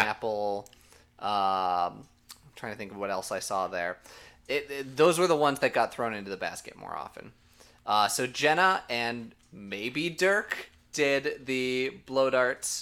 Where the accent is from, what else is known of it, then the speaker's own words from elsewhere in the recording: Minnesota, United States; I'm from Minnesota